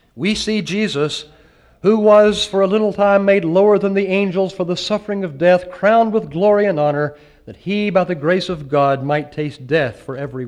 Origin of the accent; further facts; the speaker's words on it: the South, United States; you can tell I'm from the South